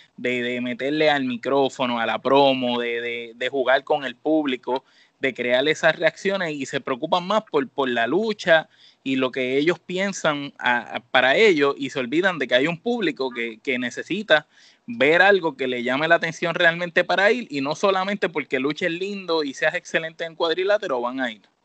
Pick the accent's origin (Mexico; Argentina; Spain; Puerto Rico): Puerto Rico; Nosotros que somos de Puerto Rico